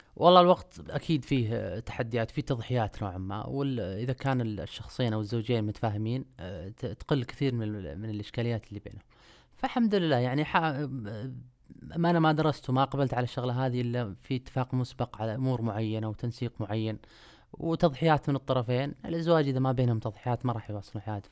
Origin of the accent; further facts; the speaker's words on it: Afif, Riyadh Province, Saudi Arabia; moved away; أنا مش من أهل الشرقية. أنا من, آه، من منطقة الرياض.